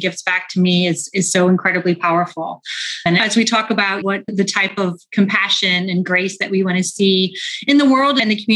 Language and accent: English; St. Louis, Missouri, United States; moved away as an adult; now in United Kingdom; I grew up in the Midwest. So I'm from a town called St. Louis, which is not too far from Chicago.